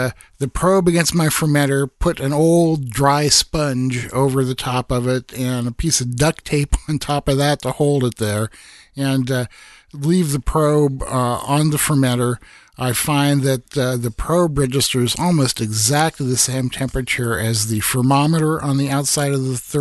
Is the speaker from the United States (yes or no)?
yes; Iowa, United States; in my home state of Iowa